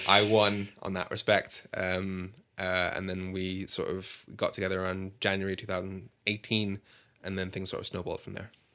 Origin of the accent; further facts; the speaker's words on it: Birmingham, West Midlands, United Kingdom; moved away as an adult; also born or lived in London; I'm from Birmingham. Well, I, I grew up mainly in Birmingham